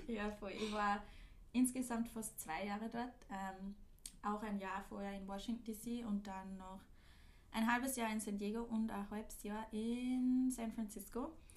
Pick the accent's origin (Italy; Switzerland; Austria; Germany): Austria; Linz, Upper Austria; moved away as an adult; now in Vienna, Austria; Seit einem Monat in Wien, komme aber ursprünglich auch aus Linz.